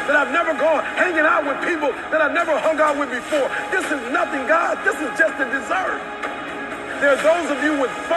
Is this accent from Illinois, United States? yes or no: no; Detroit, Michigan, United States; I'm from Detroit, homeless